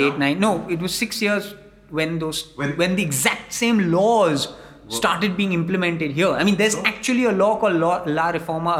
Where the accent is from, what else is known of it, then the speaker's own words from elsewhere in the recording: Mumbai, Maharashtra, India; I come from Bombay